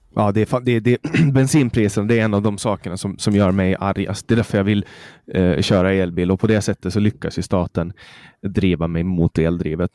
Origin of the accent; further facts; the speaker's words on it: Mariehamn, Åland Islands; Mariehamn där jag kommer ifrån